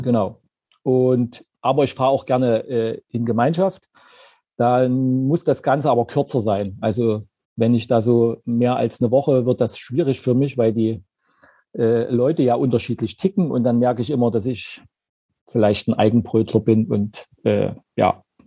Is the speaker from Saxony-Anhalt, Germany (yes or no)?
yes; Zeitz, Saxony-Anhalt, Germany; now in Leipzig, Germany; Ich komme ursprünglich aus Zeitz.